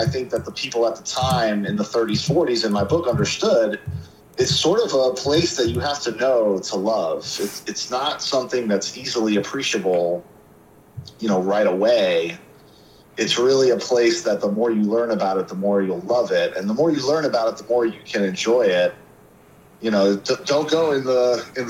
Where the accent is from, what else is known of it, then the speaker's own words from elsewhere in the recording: Miami, Florida, United States; I grew up in Miami